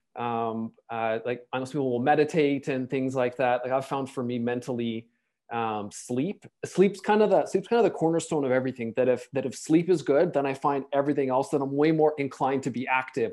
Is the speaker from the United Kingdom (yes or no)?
no; Canada; also born or lived in Toronto; as a Canadian